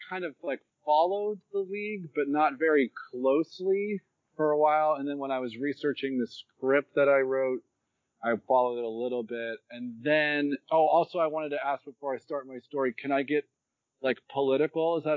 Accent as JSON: {"language": "English", "area": "Orange County", "region": "California", "country": "United States", "tie": "born or raised there", "said": "that's where I grew up in Orange County"}